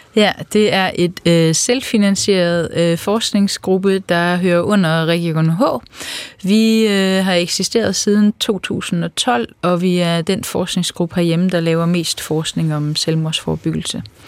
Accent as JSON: {"language": "Danish", "area": "Funen", "region": "Southern Denmark", "country": "Denmark", "tie": "born or raised there", "moved": "as an adult", "said": "Jeg er øh, født og opvokset på landet på Fyn, og øh, der har jeg boet i 20 år"}